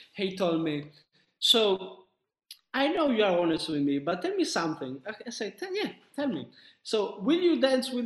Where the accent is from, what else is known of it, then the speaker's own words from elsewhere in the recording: Sicily, Italy; moved away; also born or lived in north of Italy; I'm from Sicily. So my mom and my dad, they're in Sicily